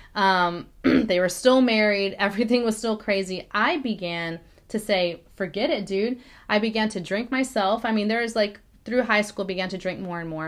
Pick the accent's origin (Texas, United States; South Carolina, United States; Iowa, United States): Texas, United States; Corpus Christi; moved away; I was born in Corpus Christi, Texas, right, um, in 1989